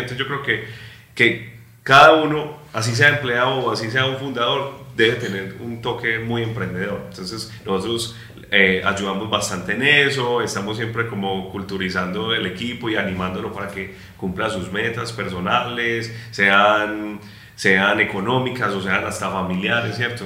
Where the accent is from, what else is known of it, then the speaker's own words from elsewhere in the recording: Bello, Antioquia, Colombia; nosotros somos de Bello